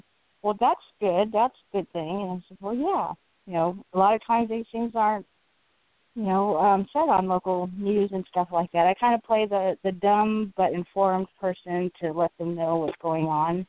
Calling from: California, United States

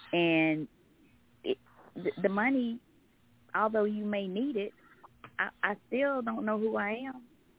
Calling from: Covington, Georgia, United States; I'm calling from Covington, Georgia.

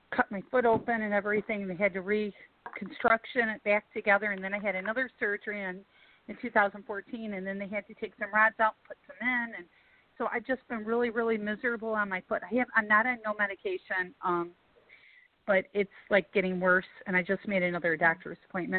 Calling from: Macomb, Michigan, United States; I'm calling from Macomb, Michigan.

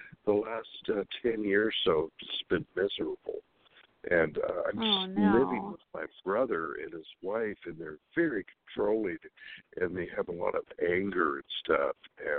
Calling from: Sacramento, California, United States; calling from California, Sacramento, California.

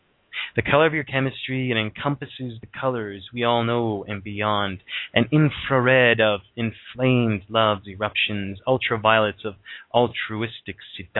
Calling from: Thunder Bay, Ontario, Canada; I'm calling from Ontario, Canada.

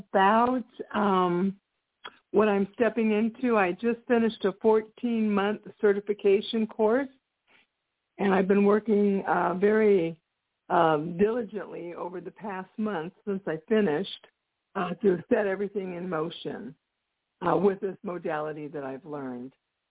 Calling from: Texas, United States; I'm calling from Texas.

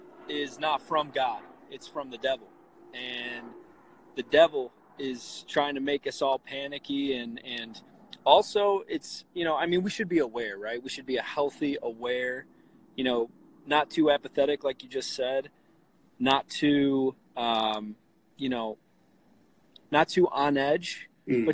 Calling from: Deerfield, Illinois, United States; So I'm from, I live in Deerfield, Illinois. It's a suburb of Chicago.

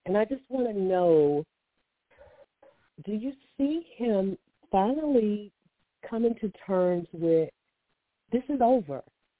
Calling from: Alabama, United States; I'm calling from Alabama.

